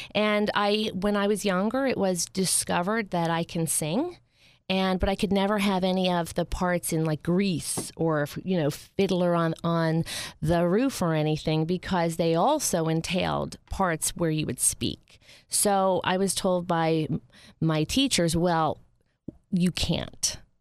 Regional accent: Upper Saddle River, New Jersey, United States; moved to Bergen, Bergen County, where I was raised. And, um, I was raised in a, a town called Upper Saddle River

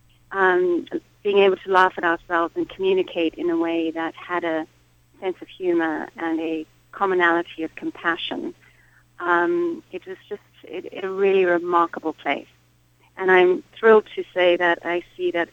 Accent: Harare, Zimbabwe; I was brought up in Harare

